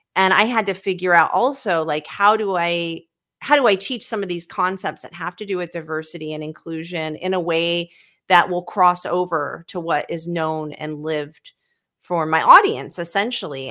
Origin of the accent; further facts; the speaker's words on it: Sacramento, California, United States; I was brought up in Sacramento